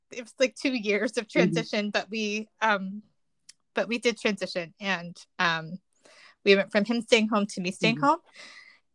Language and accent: English; the South, United States; now in Chicago, United States; I'm originally from the South